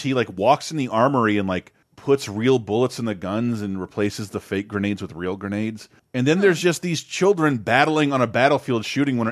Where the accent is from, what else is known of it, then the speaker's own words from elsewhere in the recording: United States; I'm an American